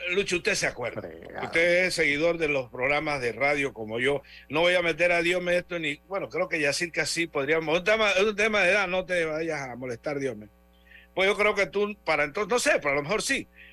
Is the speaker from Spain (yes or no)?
no; Panama